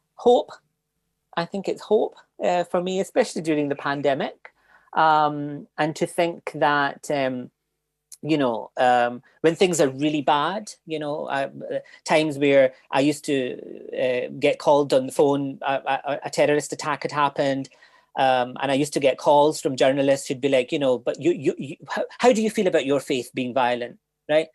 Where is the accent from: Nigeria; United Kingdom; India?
United Kingdom; Glasgow, Scotland; moved away as an adult; now in Cork, Ireland; I grew up in Glasgow